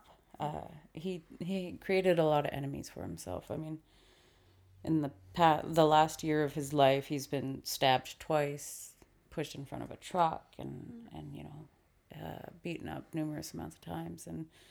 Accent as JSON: {"language": "English", "town": "Vancouver", "region": "British Columbia", "country": "Canada", "tie": "born or raised there", "said": "We were raised in East Vancouver"}